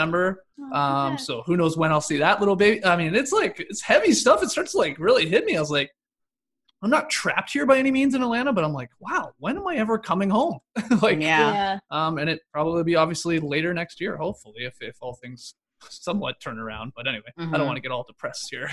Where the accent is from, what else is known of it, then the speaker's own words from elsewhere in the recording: Stratford, Ontario, Canada; moved away as an adult; now in United States; I'm obviously from Canada. I'm from Stratford specifically.